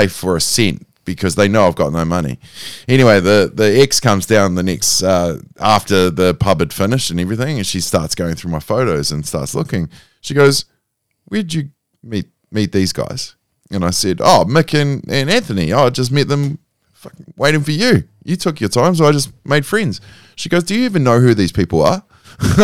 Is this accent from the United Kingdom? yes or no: no; New Zealand; I'm a Kiwi.